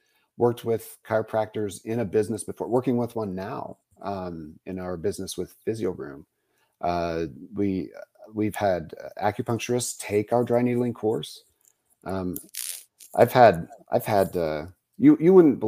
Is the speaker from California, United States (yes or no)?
no; Utah, United States; now in Colorado Springs, United States; I grew up in Utah